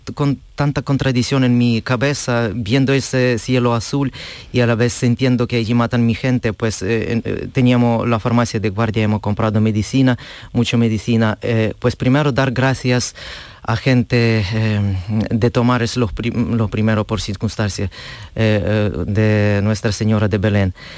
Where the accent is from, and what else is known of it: Ukraine; Spanish is a second language; now in Marchena, Spain